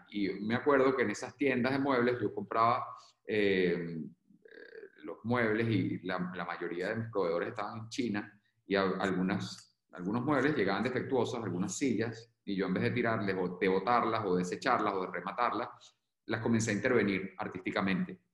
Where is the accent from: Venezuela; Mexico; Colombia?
Venezuela; moved away as an adult; now in Spain